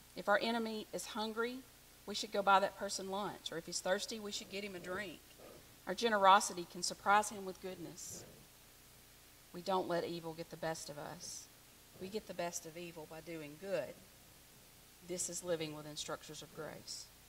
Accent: the South, United States; I'm from the South

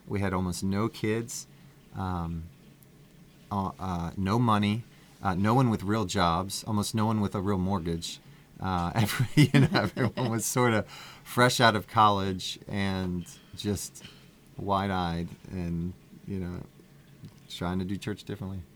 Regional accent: Reisterstown, Maryland, United States; I born and raised in Maryland, Reisterstown, Maryland

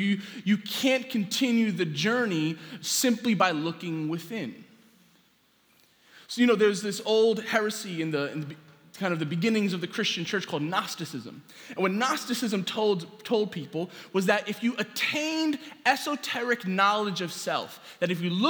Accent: New York City, New York, United States; I grew up here in New York City

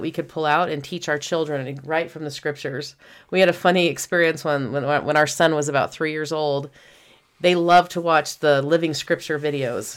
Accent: Houston, Texas, United States; we grew up in Houston

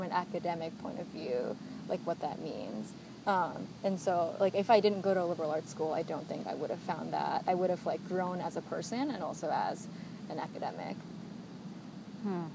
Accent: United States; a child of immigrants um, growing up, I guess, second generation Asian American

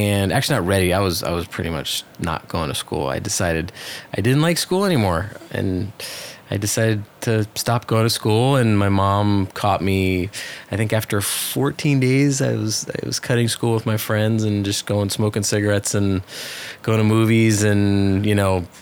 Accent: New York City, New York, United States; moved away as an adult; also born or lived in Miami, Florida; now in Hollywood, Florida, United States; I grew up in New York City on the Upper West Side

